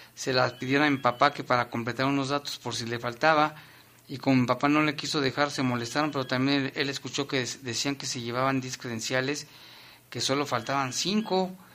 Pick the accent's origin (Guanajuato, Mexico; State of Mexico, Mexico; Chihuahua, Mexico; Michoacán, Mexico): Guanajuato, Mexico; León; así somos los leoneses